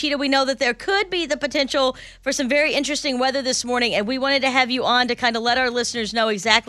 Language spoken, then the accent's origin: English; Midwest, United States; now in Houston, United States; we grew up in the Midwest, all three of us.